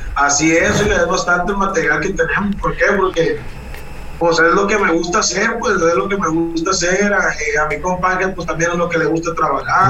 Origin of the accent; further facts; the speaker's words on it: Guamúchil, Sinaloa, Mexico; also born or lived in La Trinidad, Guasave, Sinaloa; now in Culiacán, Mexico; Originario soy de la Trinidad, Guasave, Sinaloa, ah. toda mi vida. A los tres años me llevaron a vivir a Guamuchi, toda mi vida la viví en Guamuchi hasta los 21 años